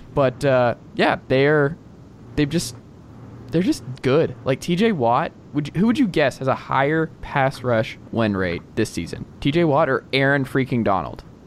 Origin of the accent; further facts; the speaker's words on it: the South, United States; accent: southern; my southern accent